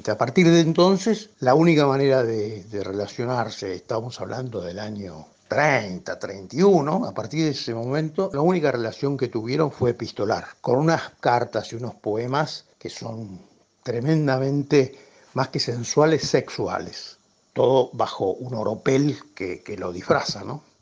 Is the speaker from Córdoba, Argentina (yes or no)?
no; Buenos Aires, Argentina; yo soy porteño.